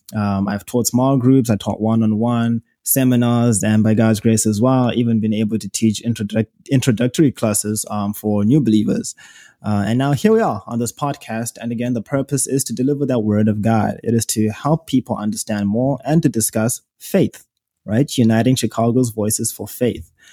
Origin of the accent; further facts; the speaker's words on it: Zimbabwe; accent: British dialect; moved away as an adult; now in United States; I am from Zimbabwe, in case you hear an accent. Born and raised from there